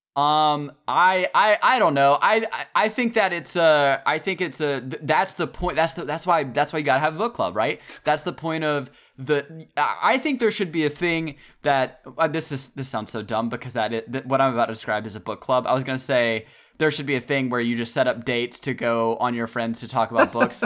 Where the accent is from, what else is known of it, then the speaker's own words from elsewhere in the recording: the South, United States; growing up in the South